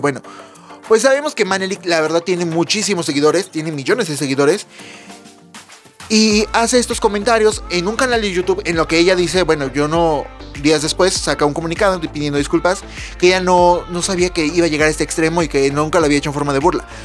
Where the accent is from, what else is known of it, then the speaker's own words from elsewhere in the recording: Puebla, Mexico; yo soy de Puebla